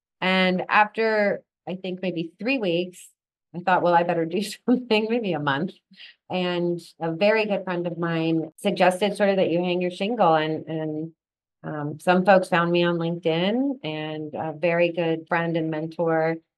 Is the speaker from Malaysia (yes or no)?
no; England, United Kingdom; You know, growing up in England, I was actually taught to handwrite with a fountain pen in calligraphy. That's how at age 5 or 6, they taught us to write.